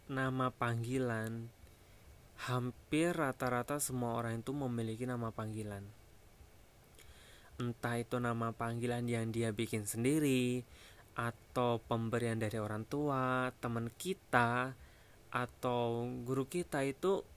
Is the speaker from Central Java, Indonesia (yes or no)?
yes; Wonogiri, Central Java, Indonesia; now in Jakarta, Indonesia; di kampung aku tinggal di Jawa Tengah Wonogiri tapi dulu ya sekarang udah di Jakarta